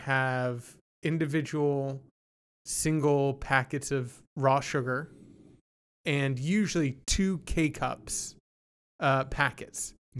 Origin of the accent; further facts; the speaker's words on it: Canada; born there; And I was born in Canada. We snack differently up there.